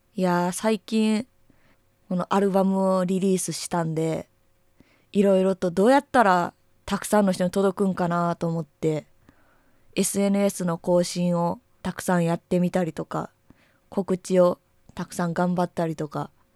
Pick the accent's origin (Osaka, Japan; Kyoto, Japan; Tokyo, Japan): Kyoto, Japan; moved away; 今年はちょっとだけ京都に帰ったので